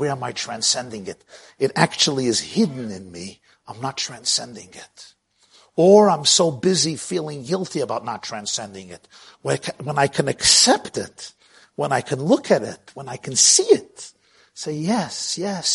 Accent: New York City, New York, United States; I grew up in Brooklyn

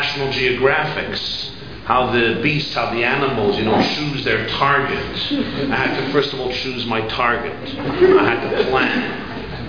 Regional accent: New York City, New York, United States; I grew up in Brooklyn, in the Crown Heights section of Brooklyn, New York

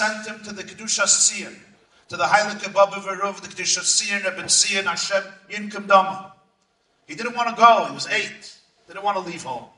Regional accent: New York City, New York, United States; I grew up in the Crown Heights section of Brooklyn

